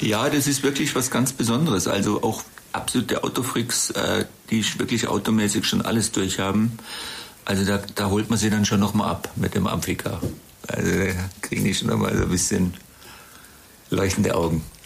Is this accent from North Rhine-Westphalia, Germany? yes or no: no; Black Forest, near Titisee, Baden-Württemberg, Germany; moved away as an adult; also born or lived in Freiburg / Bonn / London / Monte Carlo; now in Traben-Trarbach, Germany; ich bin ja im Schwarzwald geboren. Meine Eltern hatten dort einen Landgasthof äh, in der Gegend vom Titisee